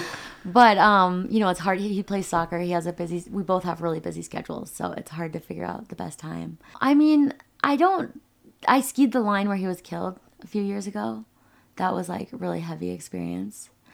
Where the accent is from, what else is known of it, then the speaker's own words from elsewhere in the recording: Rochester, Minnesota, United States; moved away; I was born and raised in Rochester, Minnesota